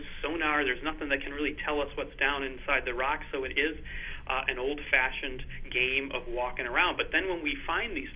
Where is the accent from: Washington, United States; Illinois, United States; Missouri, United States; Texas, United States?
Illinois, United States; Northern; moved away as an adult; now in Edinburgh, United Kingdom; I grew up in the Midwest in the U.S. and Northern Illinois